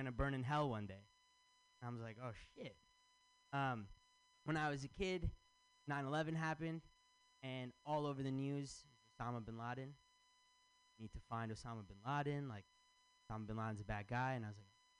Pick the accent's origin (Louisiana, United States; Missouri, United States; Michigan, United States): Michigan, United States; now in San Francisco, United States; I'm from Michigan